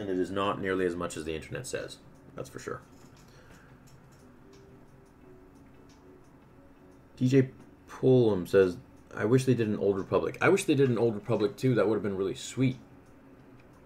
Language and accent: English; Canada; I'm Canadian